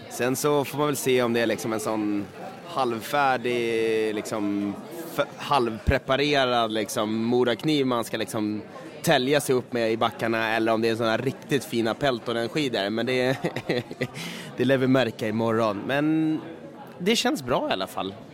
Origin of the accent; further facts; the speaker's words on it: Sweden; Absolut, man känner ju både historia och kultur och egentligen ett måste som svensk att liksom, i alla fall gett det här en jäkla chans.